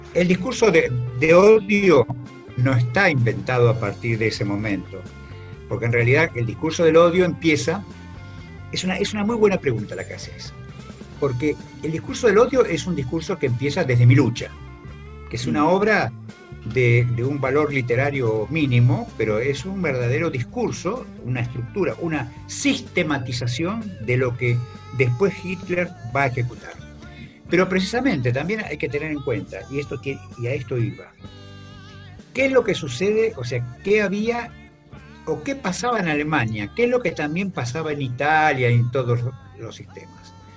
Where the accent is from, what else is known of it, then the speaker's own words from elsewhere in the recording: Argentina; somos los argentinos